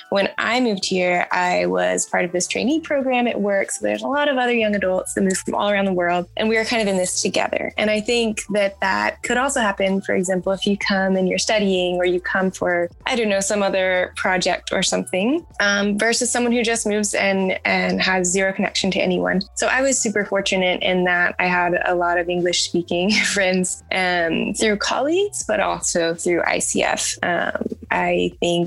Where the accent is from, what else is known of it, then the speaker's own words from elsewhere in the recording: United States; moved away as an adult; now in Germany; I'm just American